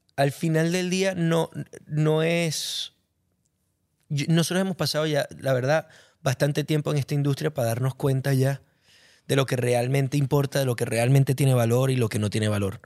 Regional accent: Venezuela; me siento un cantautor venezolano

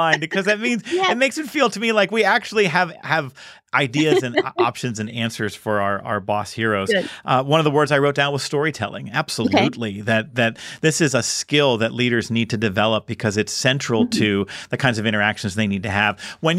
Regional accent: Pittsburgh, Pennsylvania, United States; Listen, I'm from Pittsburgh. I don't know what that means.

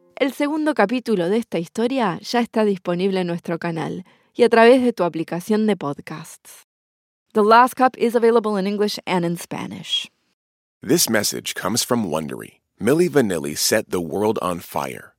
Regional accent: Argentina; Yo también soy argentina

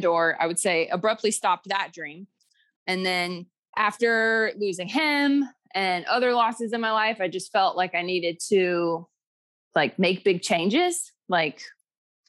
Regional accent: Durham, North Carolina, United States; now in Costa Rica; I grew up in Durham, North Carolina

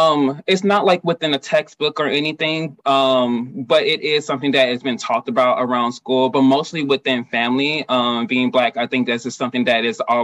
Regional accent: Houston, Texas, United States; I'm born and raised in Houston, Texas.

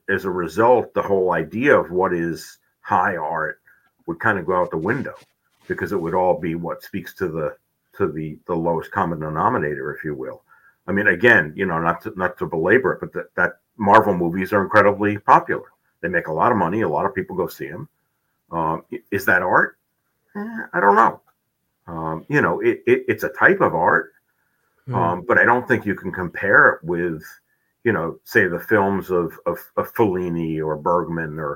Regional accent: New York City, New York, United States; moved away as an adult; also born or lived in South Dakota; I grew up in New York City

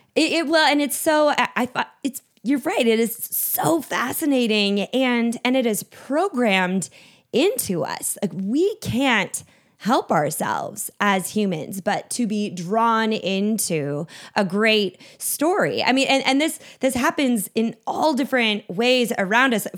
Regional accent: Minnesota, United States; I grew up in Minnesota, so a cabin was a, was a part of life

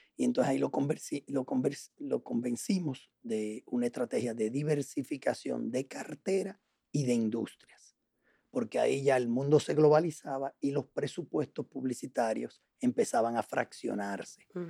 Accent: Dominican Republic; also born or lived in La Paz, Bolivia / Puerto Rico / Chile; llegamos aquí en el año 70, eh, yo tenía apenas dos años que llegué aquí

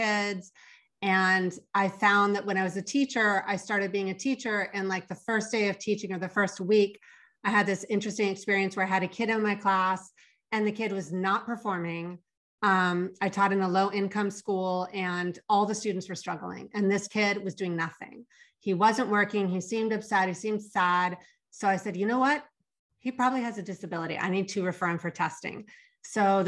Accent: Los Angeles, California, United States; my hometown is Los Angeles, California

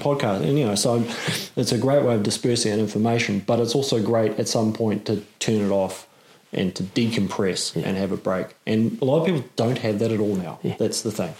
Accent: Auckland, New Zealand; I'm in Auckland. Yeah. I grew up in Auckland.

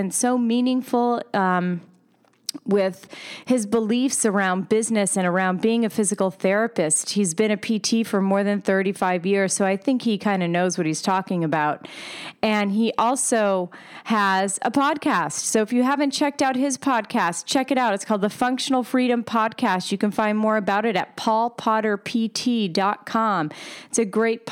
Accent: Pennsylvania, United States; now in New York City, United States; I am from Pennsylvania, even though I live in New York City right now

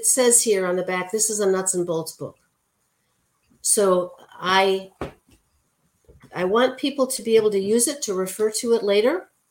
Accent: Hawaii, United States; I would like to thank you for giving me an opportunity to talk about both being Hawaiian and the value that plays in my life

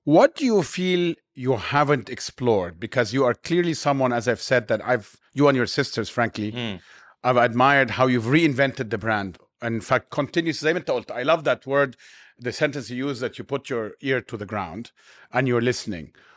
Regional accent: Cairo, Cairo Governorate, Egypt; now in Dubai, United Arab Emirates; I grew up in Cairo

